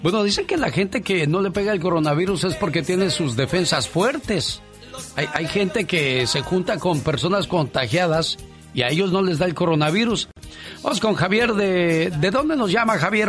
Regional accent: Mexico City, Mexico; moved away as an adult; also born or lived in Guerrero, Mexico; now in United States; Yo soy del Estado de Guerrero, pero a temprana edad me llevaron a la Ciudad de México, que sería a meses de haber ah. nacido, entonces yo me hice en la Ciudad de México hasta los 17 años

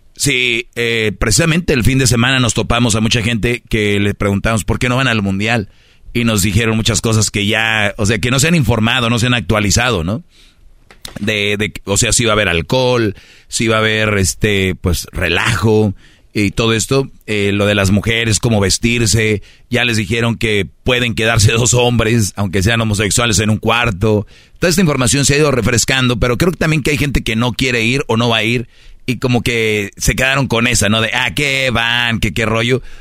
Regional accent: Monterrey, Nuevo León, Mexico; yo soy de Monterrey

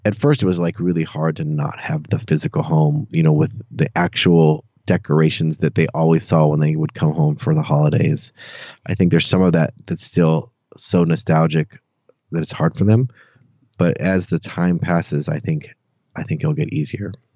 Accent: Santa Cruz, California, United States; moved away as an adult; now in Austin, United States; I grew up in Santa Cruz, California, actually on another beach town. Um, yeah, until I was about 18 or 19 when I left for college

